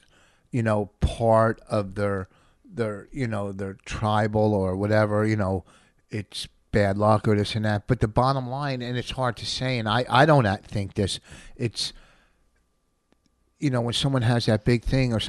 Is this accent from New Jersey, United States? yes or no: yes; Plainfield, New Jersey, United States; also born or lived in New York; I grew up in Plainfield in a black neighborhood